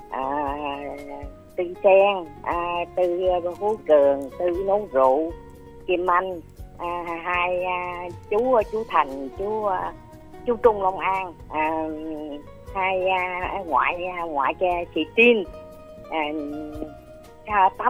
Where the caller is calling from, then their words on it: Đức Hòa, Long An, Vietnam; à cô út à, ở đức hòa long